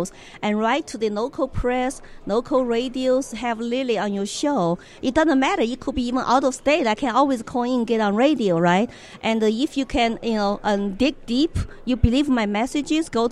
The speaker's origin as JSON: {"language": "English", "country": "China", "tie": "born or raised there", "moved": "yes", "lives_now": "Colorado, United States", "said": "growing up in China"}